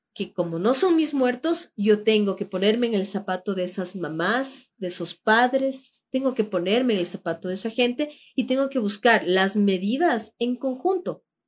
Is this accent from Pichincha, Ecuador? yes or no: yes; Quito, Pichincha, Ecuador; somos del sur de Quito